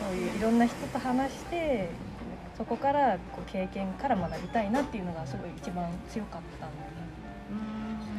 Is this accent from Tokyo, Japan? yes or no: yes; Tama, Tokyo, Japan; 自分が東京の出身で多摩市多摩市出身